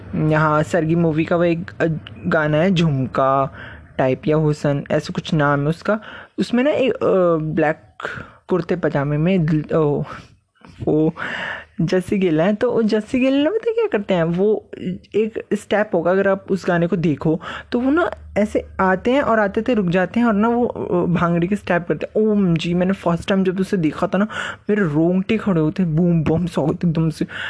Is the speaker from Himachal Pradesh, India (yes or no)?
yes; Himachal Pradesh, India; मैं हिमाचल से हूँ